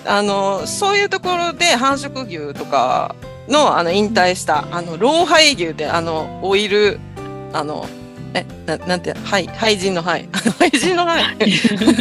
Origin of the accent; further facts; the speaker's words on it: Osaka, Japan; moved away as an adult; now in Ishigaki, Japan; 私は、出身は大阪出身